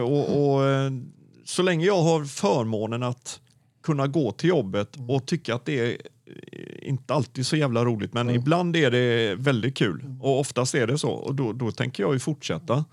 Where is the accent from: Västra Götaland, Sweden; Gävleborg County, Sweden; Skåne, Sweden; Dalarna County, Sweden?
Västra Götaland, Sweden; Gothenburg; also born or lived in Mölndal / Onsala / Stenkullen; jag är ju född i Göteborg och har aldrig egentligen gjort något annat än att ha hållit mig i Göteborg.